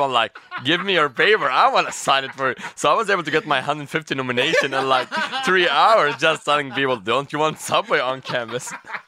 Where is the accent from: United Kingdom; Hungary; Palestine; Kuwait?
Kuwait; moved away; So I came from Kuwait. So yeah. I moved from Kuwait 5 years ago.